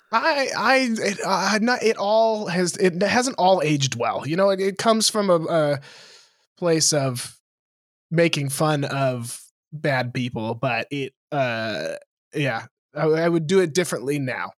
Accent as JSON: {"language": "English", "region": "Montana", "country": "United States", "tie": "born or raised there", "said": "you and I grew up in Montana together"}